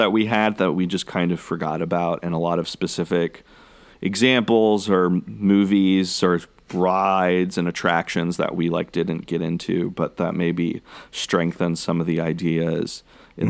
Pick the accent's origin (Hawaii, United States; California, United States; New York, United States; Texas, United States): Texas, United States; College Station; I grew up in Central Texas, and there weren't really a whole lot of very accessible big amusement parks.